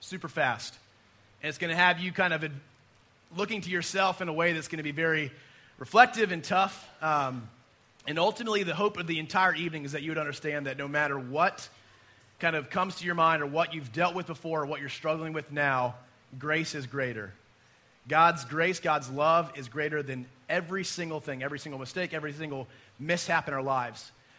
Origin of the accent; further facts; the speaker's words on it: United States; we as American Christians